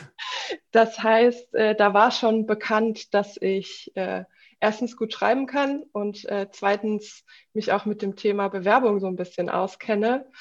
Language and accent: German; Offenbach am Main, Hesse, Germany; moved away as an adult; now in Berlin, Germany; ich komme ursprünglich aus Offenbach am Main in Hessen, bin dann nach dem ABI direkt nach Berlin gezogen